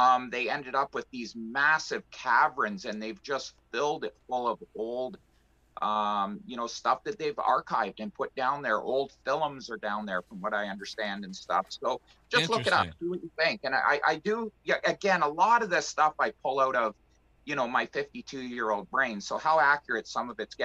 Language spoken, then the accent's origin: English; Canada; being a Canadian